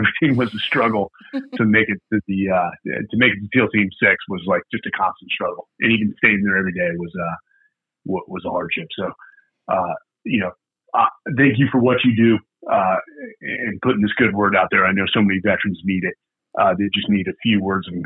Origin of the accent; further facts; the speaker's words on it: Bay Area, California, United States; also born or lived in Silicon Valley; I came from the Bay Area, California